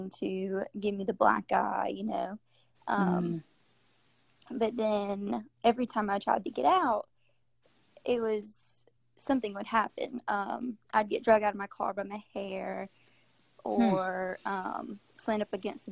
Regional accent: Greenville, South Carolina, United States; I've grown up in Greenville, South Carolina

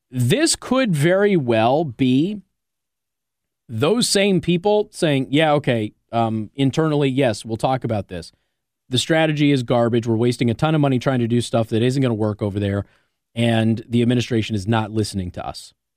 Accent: Las Vegas, Nevada, United States; I'm from Vegas.

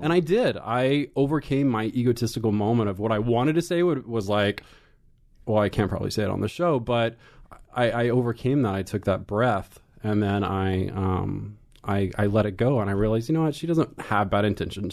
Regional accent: Pilot Point, Texas, United States; moved away; I grew up in a small little town north of Dallas called Pilot Point.

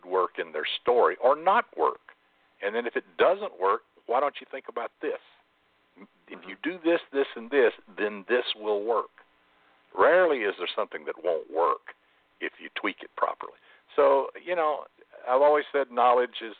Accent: Alabama, United States; I'm from Alabama

